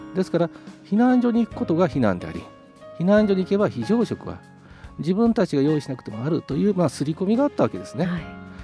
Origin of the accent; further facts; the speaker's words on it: Mie, Japan; moved away as an adult; also born or lived in Tohoku; now in Sendai, Japan; もともと三重県出身でして、まあ、少しな、まあ、まってますけれども東北に来て20年以上になります